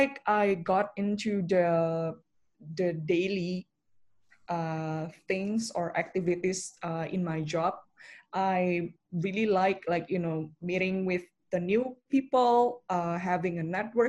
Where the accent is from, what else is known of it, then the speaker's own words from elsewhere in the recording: Jakarta, Indonesia; also born or lived in Melbourne, Australia; I was born and raised in Jakarta up until I graduated high school, and then I went to Melbourne for study.